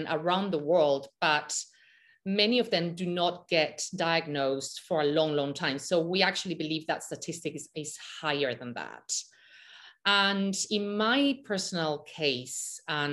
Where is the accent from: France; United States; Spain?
Spain; Malaga, Andalusia; I grew up in Malaga, Spain, on the beach